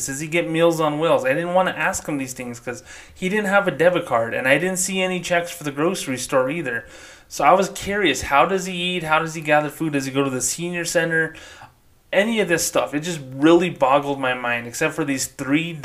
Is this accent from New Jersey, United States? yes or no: no; New Mexico, United States; also born or lived in Las Cruces, New Mexico; I grew up in New Mexico